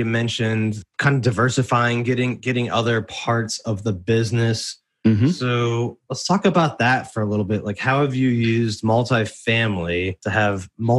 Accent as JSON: {"language": "English", "region": "South Florida", "country": "United States", "tie": "born or raised there", "also_born_or_lived": "Washington, D.C. area", "moved": "as an adult", "said": "I grew up in South Florida"}